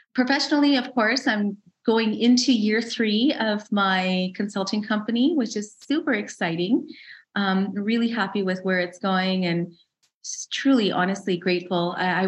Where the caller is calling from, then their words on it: Calgary, Alberta, Canada; I'm in Canada. I'm in Calgary, Alberta, the lovely west of Canada.